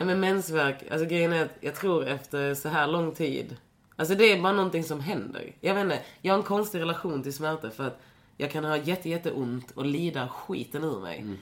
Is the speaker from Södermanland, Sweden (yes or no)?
no; Lund, Skåne, Sweden; jag är ju från Lund, så- eller så här, jag, jag växte ju upp i en stad där inte så mycket hände.